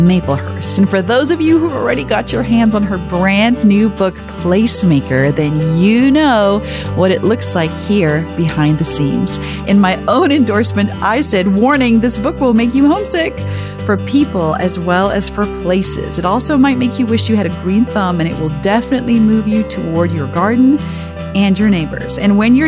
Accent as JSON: {"language": "English", "town": "Pretoria", "region": "Gauteng", "country": "South Africa", "tie": "born or raised there", "moved": "as an adult", "lives_now": "United States", "said": "I grew up in South Africa"}